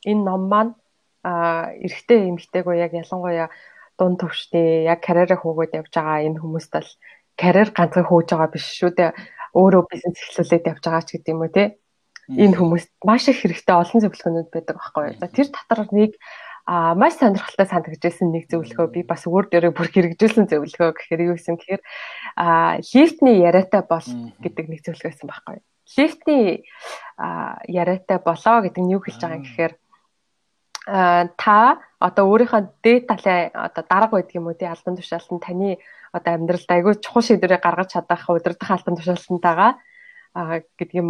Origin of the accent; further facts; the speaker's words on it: Mongolia; moved away as an adult; now in United Kingdom; Монголоос ирсэн оюутан